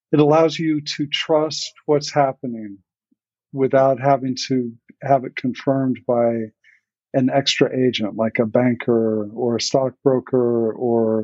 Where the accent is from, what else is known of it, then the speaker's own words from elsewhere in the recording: Kansas, United States; moved away as an adult; also born or lived in Colorado; now in New York, United States; I was born in Colorado and grew up in Kansas